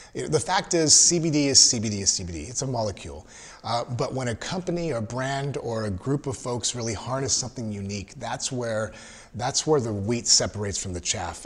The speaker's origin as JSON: {"language": "English", "town": "Los Angeles", "region": "California", "country": "United States", "moved": "yes", "lives_now": "Texas, United States", "said": "I, am from, originally from Southern Cal, from"}